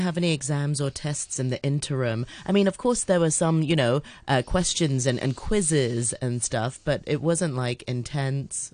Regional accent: Hong Kong; I grew up in Hong Kong, but, you know, going to an international school

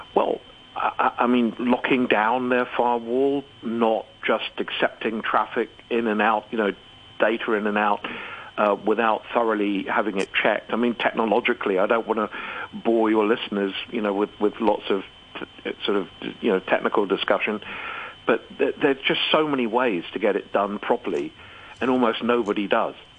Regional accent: Hong Kong; I'm a citizen of Hong Kong. I was born in Hong Kong. I I live in Hong Kong

